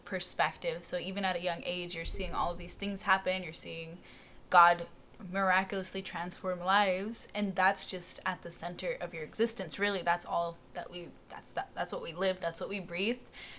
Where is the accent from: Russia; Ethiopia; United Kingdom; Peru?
Russia; Vologda, Vologda Oblast; born there; I was born in Russia, so Vologda, Russia, a little north of Moscow, yeah.